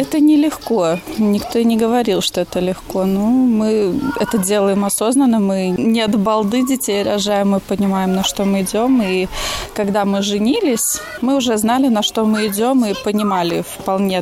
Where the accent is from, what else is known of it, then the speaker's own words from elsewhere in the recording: Liepāja, Latvia; now in Blonti, Latvia; Я из Лепы